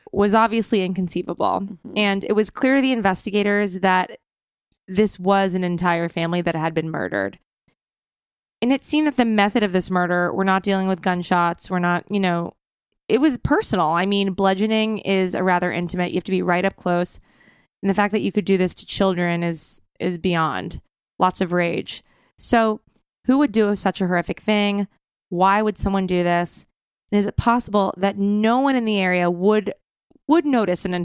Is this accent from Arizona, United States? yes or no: no; Nissequogue, New York, United States; I'm from Nissaquag.